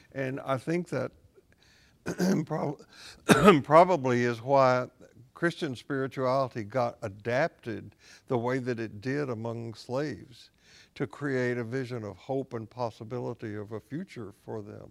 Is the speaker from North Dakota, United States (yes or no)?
no; Columbia, Tennessee, United States; also born or lived in Portland, Tennessee; I grew up in Tennessee